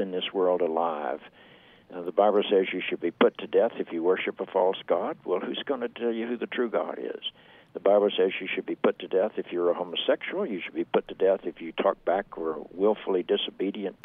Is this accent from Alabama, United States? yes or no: no; Charlotte, North Carolina, United States; I grew up in the South. I grew up in Charlotte, North Carolina